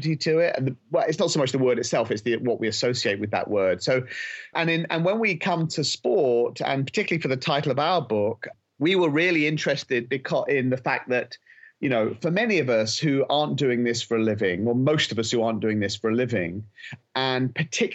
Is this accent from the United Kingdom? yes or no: yes; England, United Kingdom; we're both British. I'm English